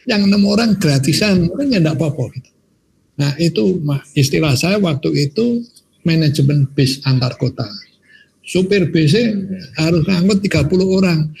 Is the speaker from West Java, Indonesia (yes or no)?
no; Semarang, Central Java, Indonesia; saya ini kan orang Semarang asli. Orang Semarang asli.